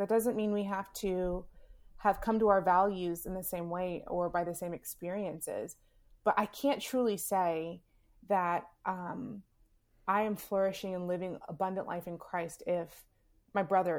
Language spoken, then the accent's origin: English; Southern United States, United States; Growing up in the South, for me as a Black woman in America, that flag means something significant.